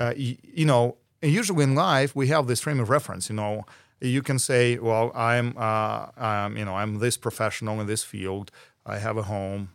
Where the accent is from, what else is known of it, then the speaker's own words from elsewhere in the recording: Ukraine; moved away as an adult; now in United Kingdom; I am from Ukraine